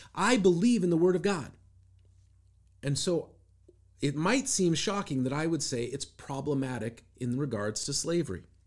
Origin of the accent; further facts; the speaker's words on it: Seattle, Washington, United States; growing up in Seattle, I knew a bunch of people